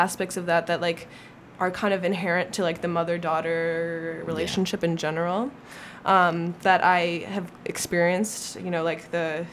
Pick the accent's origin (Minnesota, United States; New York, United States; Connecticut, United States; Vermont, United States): Minnesota, United States; I want to like leave this small town, except I'm from Minnesota